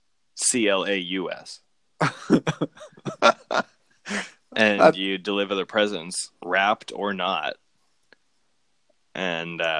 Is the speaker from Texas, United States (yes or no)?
no; Hanover, Massachusetts, United States; My hometown, shout out to Hanover, Massachusetts